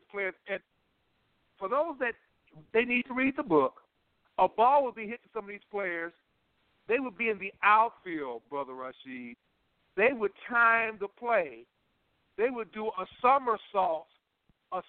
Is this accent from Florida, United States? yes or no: no; Chicago, Illinois, United States; I'm from Chicago